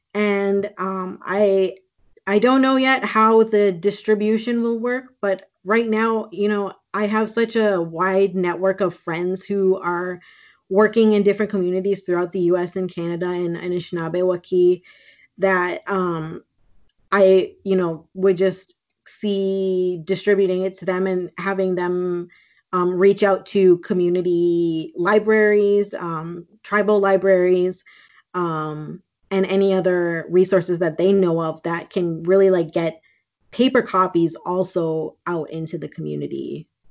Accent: Green Bay, Wisconsin, United States; now in Minneapolis, United States; I grew up in Green Bay, Wisconsin, but uh, I live in Minneapolis and my family is from Sault Ste. Marie and Winnipeg originally

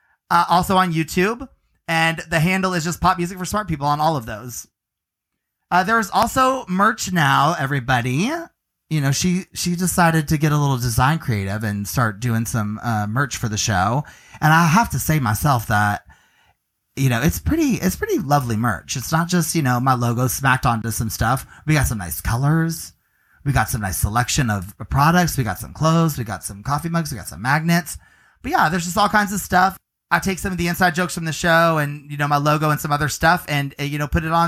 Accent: Clearwater, Florida, United States; I hail from Clearwater as well

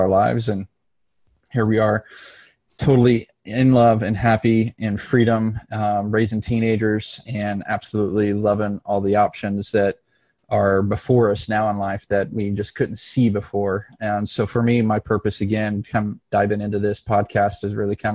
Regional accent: Dallas, Texas, United States; moved away; also born or lived in Los Angeles, California / Mesa, Arizona / Phoenix, Arizona; we relocated to the Dallas, Texas area. And that's kind of more or less where I grew up through high school

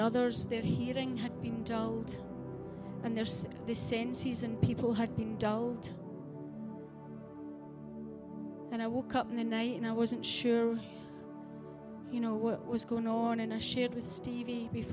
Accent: Scotland, United Kingdom; I have embraced my heritage as a Scottish lassie

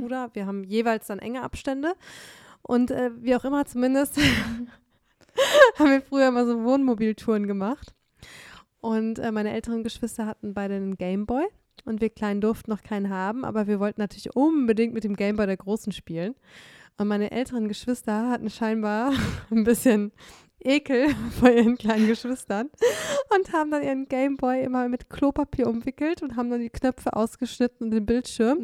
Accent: Detmold, North Rhine-Westphalia, Germany; moved away; in meiner Heimat Detmold, wo meine Eltern noch wohnen

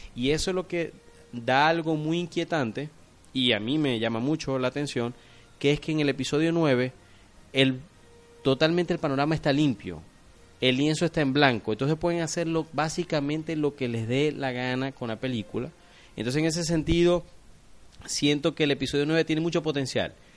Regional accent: Venezuela; como decimos aquí en Venezuela

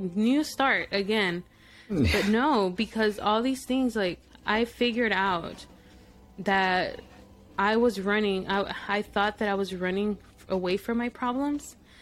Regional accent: El Paso, Texas, United States; first language Spanish; English is a second language; also born or lived in Mexico / Midland, Texas; Now I'm living 4 hours away from my hometown.

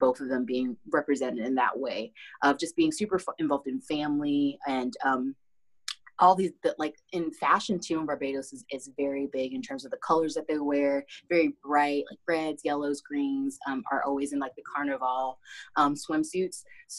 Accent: Philippines; born there; I was born in the Philippines. I was born in Pampanga, Davao, and Angeles City.

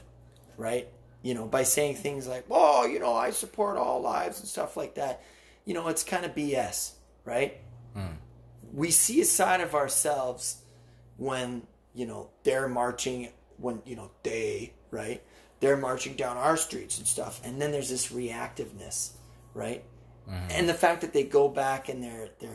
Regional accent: Canada; we're Canadian

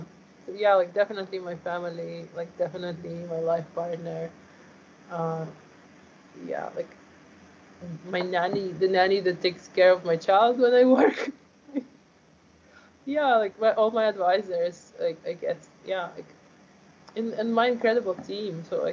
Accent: Ukraine; born there; So, right, I was born in Ukraine. So right now Russia invaded Ukraine and there is active war going on.

